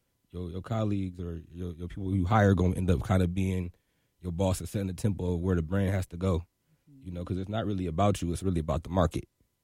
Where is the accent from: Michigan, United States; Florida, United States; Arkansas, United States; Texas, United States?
Michigan, United States; Detroit; also born or lived in Brussels / Seoul; Yeah, so I was born in Brussels, and then ended up, you know, moving to Korea, Seoul, South Korea. I was there for 5 years, and I moved to right outside of Detroit when I was 8. So, you know, Detroit raised me for real.